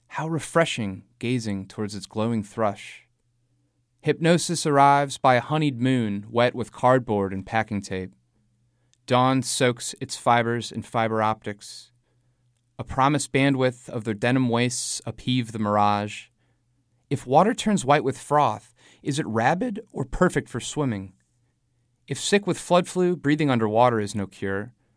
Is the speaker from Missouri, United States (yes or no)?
yes; St. Louis, Missouri, United States; now in New Orleans, United States; I grew up in Saint Louis, and now I live in New Orleans.